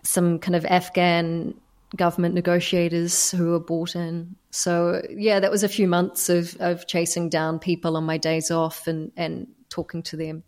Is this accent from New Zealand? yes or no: yes; New Zealand; moved away as an adult; also born or lived in Doha, Qatar; by being a New Zealander